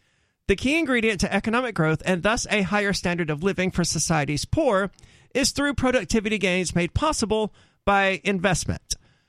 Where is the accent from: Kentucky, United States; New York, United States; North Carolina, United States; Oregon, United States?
North Carolina, United States; In my home state of North Carolina...